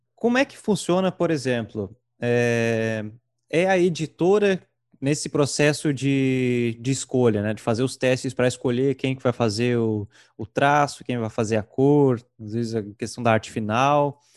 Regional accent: Santa Catarina, Brazil; also born or lived in Rio Grande do Sul; eu nasci no Rio Grande do Sul, mas vim com meses aqui para Santa Catarina

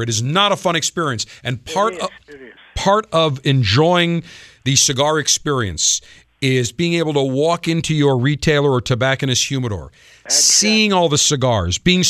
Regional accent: Buffalo, New York, United States; I grew up in Buffalo.

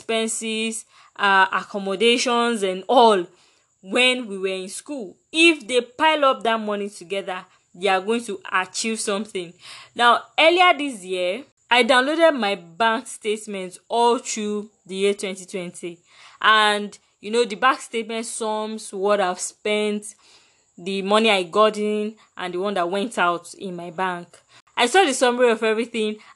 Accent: Nigeria; as a Nigerian

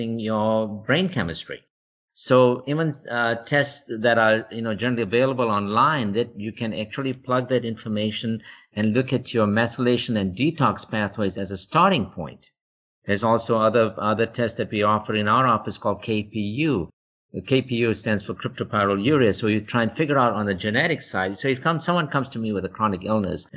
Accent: South Africa; moved away as an adult; now in United States; back in South Africa, you know, we were dealing with illness of poverty

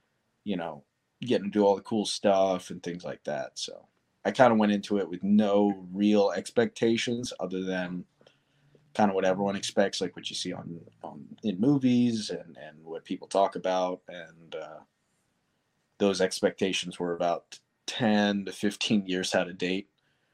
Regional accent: Darby, Pennsylvania, United States; I was born in Darby, Pennsylvania, or it's just outside of Philadelphia

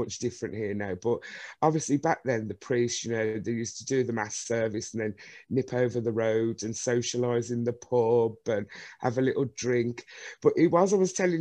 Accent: Birmingham, West Midlands, United Kingdom; I'd never go far from Birmingham. Born and bred in Birmingham.

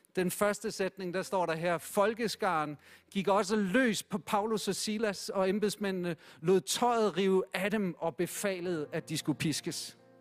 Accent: Denmark; Jeg synes som dansker, det har været okay

